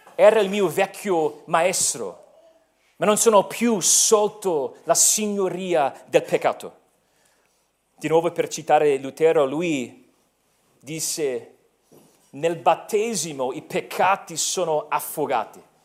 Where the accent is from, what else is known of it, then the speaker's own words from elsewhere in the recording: United States; now in Italy; sono americano